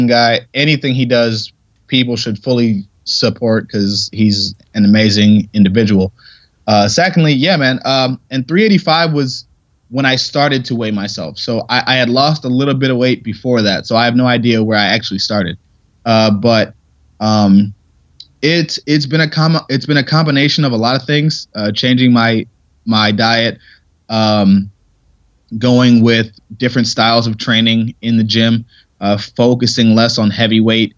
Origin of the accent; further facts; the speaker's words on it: Ohio, United States; moved away as an adult; also born or lived in Pittsburgh; I never won states in Ohio